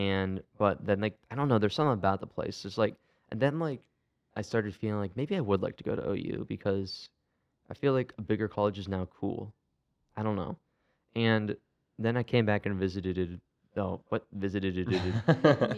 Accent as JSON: {"language": "English", "town": "Akron", "region": "Ohio", "country": "United States", "said": "I'm from Akron"}